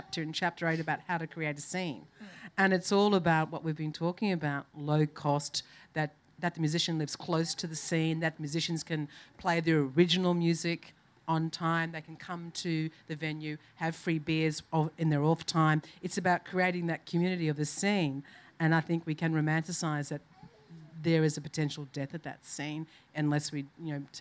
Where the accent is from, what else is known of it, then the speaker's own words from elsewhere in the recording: Brisbane, Queensland, Australia; my hometown of Brisbane